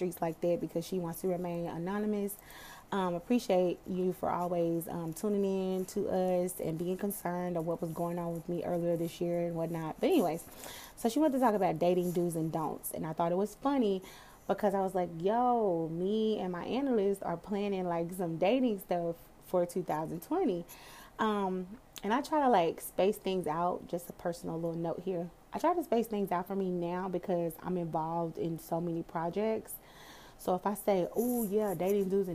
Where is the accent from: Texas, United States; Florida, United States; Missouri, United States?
Texas, United States; Dallas; I'm from Dallas. I'm from Texas